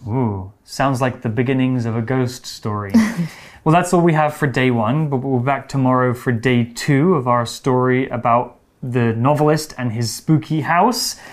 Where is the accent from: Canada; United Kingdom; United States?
United Kingdom; my hometown actually in the UK is a very old place